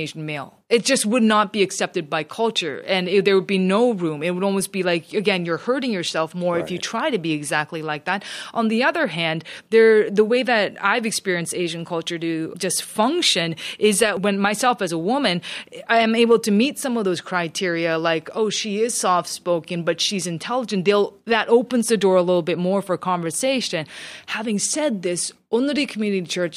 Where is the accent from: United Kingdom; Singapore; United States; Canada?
Canada; also born or lived in Seoul, South Korea; I spoke Korean because I was born in Canada.